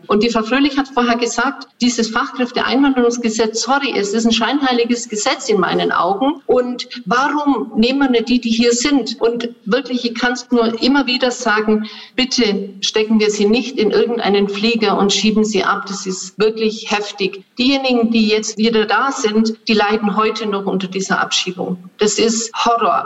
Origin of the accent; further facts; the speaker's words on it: Swabia, Germany; hier bei uns in Schwaben